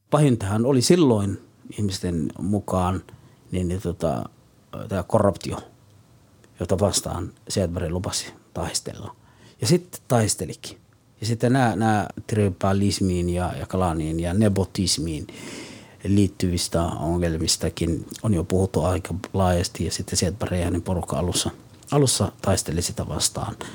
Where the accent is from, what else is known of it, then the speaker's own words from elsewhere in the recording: El Bur, Galguduud, Somalia; born there; Finnish is a second language; Olen syntynyt Keski-Somaliassa, El Bur-niminen kaupungissa – no 1967.